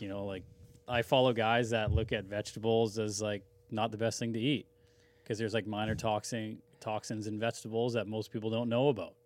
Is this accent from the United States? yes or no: no; Langley, British Columbia, Canada; I grew up in Brookswood